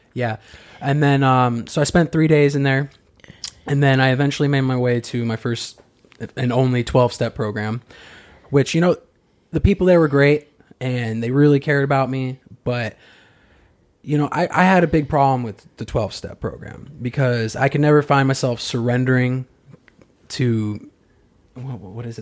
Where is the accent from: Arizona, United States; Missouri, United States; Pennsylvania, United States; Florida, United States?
Arizona, United States; moved away; I'm from Arizona